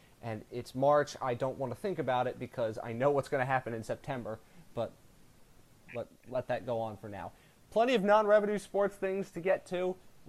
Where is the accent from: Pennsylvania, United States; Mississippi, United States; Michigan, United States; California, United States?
Pennsylvania, United States; outside of Philadelphia; I grew up outside of Philadelphia.